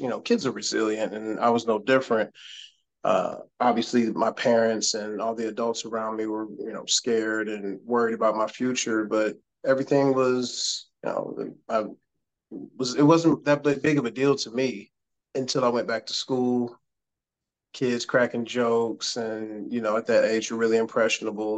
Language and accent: English; Cleveland, Ohio, United States; moved away as an adult; now in Houston, United States; I'm from Cleveland, Ohio. Okay. Born and raised, proud